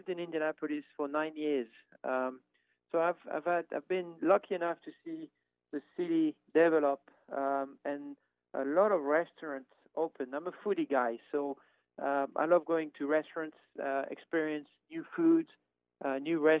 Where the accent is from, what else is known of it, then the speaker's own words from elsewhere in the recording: France; moved away; I grew up in France